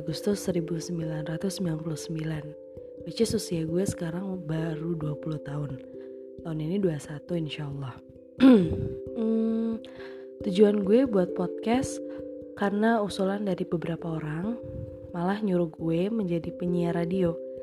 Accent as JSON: {"language": "Indonesian", "town": "Bandung", "region": "West Java", "country": "Indonesia", "tie": "born or raised there", "said": "Gue dari Bandung dan lahir pun di Bandung"}